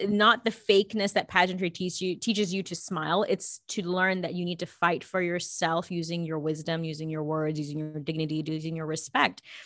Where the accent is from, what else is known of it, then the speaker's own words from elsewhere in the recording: Los Angeles, California, United States; also born or lived in New Delhi, India; I was born in New Delhi and I immigrated in Los Angeles when I was about two and a half, three years old